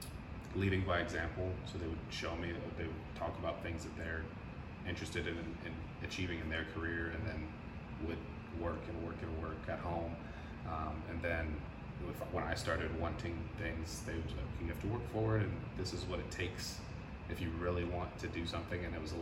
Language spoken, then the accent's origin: English; San Antonio, Texas, United States; also born or lived in Germany / Arizona; So my parents were in the military, so I was born in Germany. Okay. And then I moved to the States when I was 2. And then we lived in Arizona for a little bit, and I moved to San Antonio when I was in first grade. So I claim San Antonio is my home.